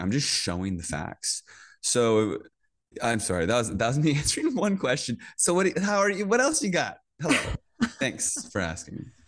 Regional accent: Northern Virginia, United States; I grew up in Virginia, in Northern Virginia, um, right outside D C

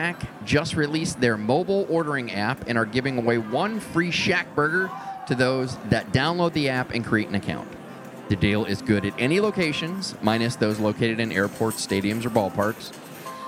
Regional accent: Midwest, United States; We're all from the Midwest

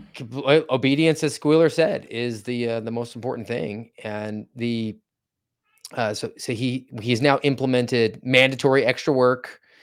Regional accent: Volusia County, Florida, United States; I hail from Volusia County, Florida

